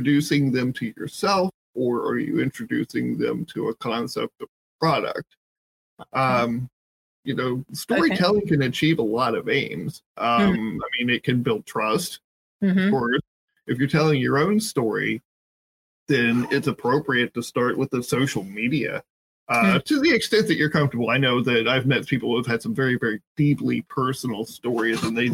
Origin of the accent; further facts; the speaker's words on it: Southern Ohio, United States; I grew up in Southern Ohio.